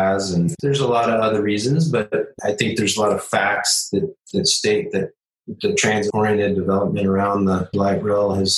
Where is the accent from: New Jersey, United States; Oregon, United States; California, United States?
Oregon, United States; Portland; now in Phoenix, United States; I grew up in Portland, Oregon